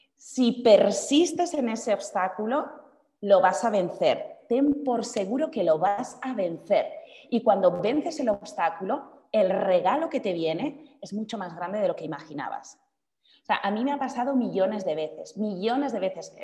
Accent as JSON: {"language": "Spanish", "region": "Basque Country", "country": "Spain", "tie": "born or raised there", "moved": "yes", "lives_now": "Madrid, Spain", "said": "mi ciudad natal, en el norte de España, en el País Vasco"}